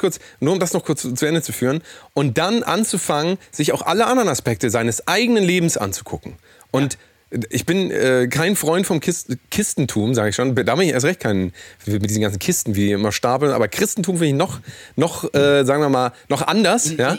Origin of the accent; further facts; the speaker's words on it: Willinghusen, Schleswig-Holstein, Germany; meiner Heimatstadt gewesen, nämlich in Willinghusen.